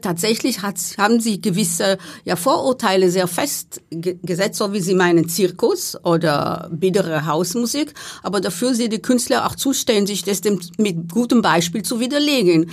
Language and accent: German; Israel; moved away; in meinem Heimatland, also in Israel